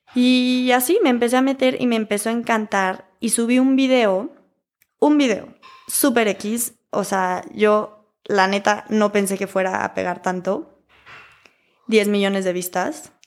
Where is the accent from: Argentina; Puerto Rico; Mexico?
Mexico; Querétaro; also born or lived in Philadelphia; Ya que me regreso a Querétaro, que yo soy de Querétaro